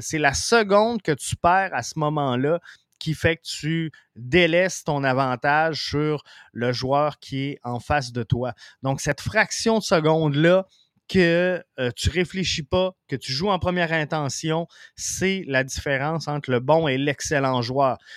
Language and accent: French; Quebec City, Quebec, Canada; now in Rivière-du-Loup, Canada; Je viens de Québec, mais euh, je demeure à Rivière-du-Loup